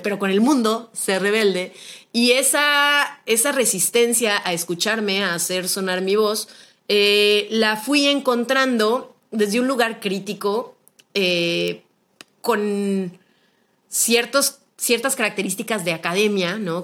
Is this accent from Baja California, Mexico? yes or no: no; Guadalajara, Jalisco, Mexico; soy originaria de Guadalajara, Jalisco